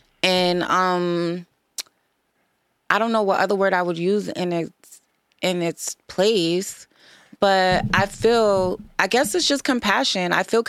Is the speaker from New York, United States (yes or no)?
yes; New York, United States; also born or lived in Boston; Various places, New York and Boston.